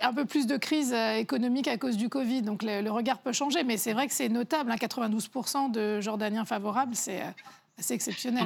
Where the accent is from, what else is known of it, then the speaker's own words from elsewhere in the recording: France; nous sommes français